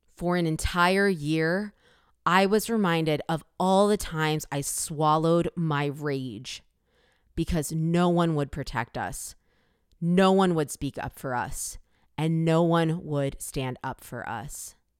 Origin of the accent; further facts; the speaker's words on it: Northern Virginia, United States; also born or lived in Korea; now in Brooklyn, New York, United States; Growing up in Northern Virginia, being Asian